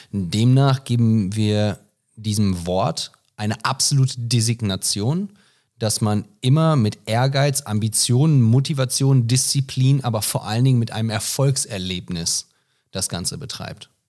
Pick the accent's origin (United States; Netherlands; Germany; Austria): United States; Ah, also ich bin Amerikaner.